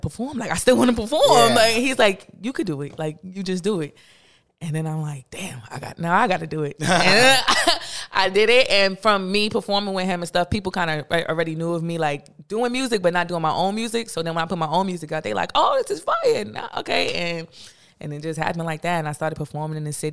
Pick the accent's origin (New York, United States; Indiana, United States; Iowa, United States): New York, United States; New York City; I'm from Brooklyn